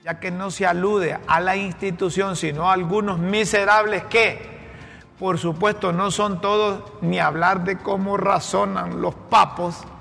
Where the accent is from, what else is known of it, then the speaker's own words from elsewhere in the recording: Honduras; como hondureño